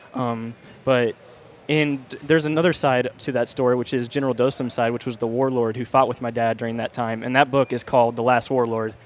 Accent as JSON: {"language": "English", "region": "Kansas", "country": "United States", "tie": "born or raised there", "moved": "yes", "said": "I'm originally from Kansas."}